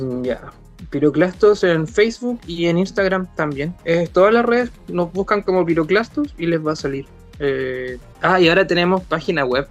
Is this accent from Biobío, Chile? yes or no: yes; Coronel, Biobío, Chile; somos del Coronel, somos del, nos conocimos en el colegio